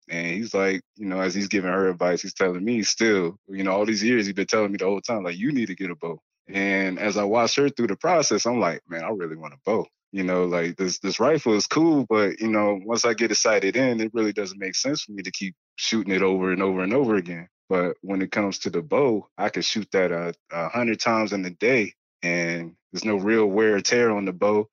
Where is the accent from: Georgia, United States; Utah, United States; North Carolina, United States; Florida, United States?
North Carolina, United States; Spring Lake; moved away as an adult; also born or lived in Washington, D.C. / New Mexico; I'm originally from Washington, D C. I'm really a city kid that moved out to North Carolina